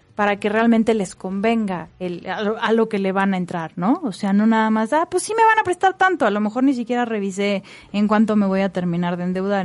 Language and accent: Spanish; Mexico; como buenos mexicanos nos emocionamos